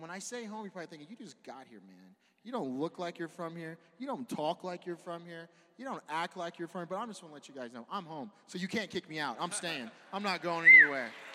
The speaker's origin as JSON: {"language": "English", "region": "California", "country": "United States", "moved": "as an adult", "lives_now": "Santa Fe, United States", "said": "I'm from California. I, I used to go to the beach like every Monday."}